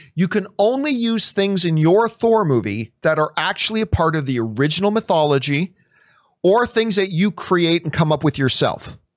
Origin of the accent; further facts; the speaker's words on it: Nova Scotia, Canada; I was born in Nova Scotia